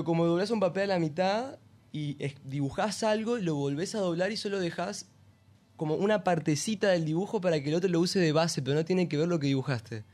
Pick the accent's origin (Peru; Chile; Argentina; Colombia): Argentina; Buenos Aires; now in Victoria, Argentina; Yo soy de, acá, de Buenos Aires